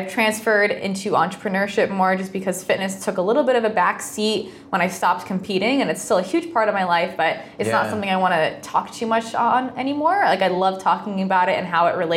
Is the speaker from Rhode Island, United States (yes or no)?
yes; Rhode Island, United States; moved away as an adult; also born or lived in Los Angeles; I'm from Rhode Island, small state.